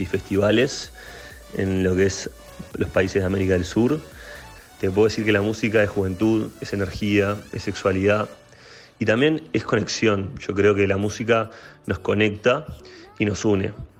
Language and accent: Spanish; Uruguay; soy DJ uruguayo